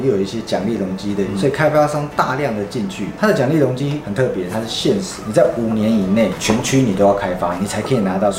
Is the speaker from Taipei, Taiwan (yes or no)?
yes; Taipei, Taiwan; moved away as an adult; now in Sanchong, Taiwan; 本身是北投出生，北投念书。北投当兵，北投长大，跟在北投工作，